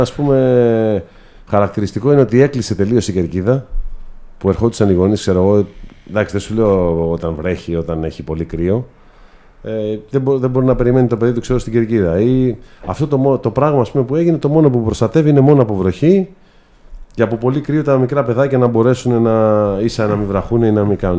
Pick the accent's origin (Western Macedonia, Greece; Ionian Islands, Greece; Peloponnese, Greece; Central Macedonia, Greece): Peloponnese, Greece; Corinth; θέλω πραγματικά να βοηθήσω την πόλη μου πρώτα απ' όλα ε, τους συμπολίτε μου